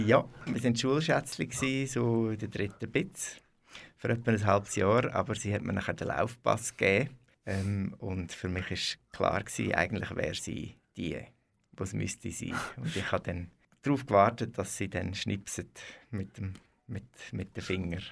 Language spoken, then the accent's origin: German; Möriken, Aargau, Switzerland; also born or lived in Brugg; ich bin einfach im Spital in Bruck geboren. Äh, aufgewachsen bin ich in Möriken, Möriken bei Lenzburg